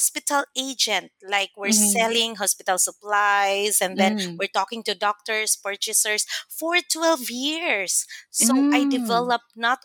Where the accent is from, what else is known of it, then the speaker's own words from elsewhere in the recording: Mindanao, Philippines; first language Cebuano; English is a second language; moved away as an adult; also born or lived in Manila; I was raised in Mindanao, so I spoke very well in Bisaya, like vernacular language.